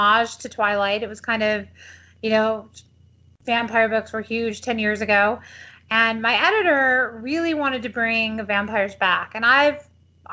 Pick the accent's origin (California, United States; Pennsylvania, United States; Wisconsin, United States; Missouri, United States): California, United States; San Diego; moved away as an adult; also born or lived in Detroit, Michigan / Los Angeles, California / Texas; now in Austin, United States; I grew up in San Diego, which is where Grace is from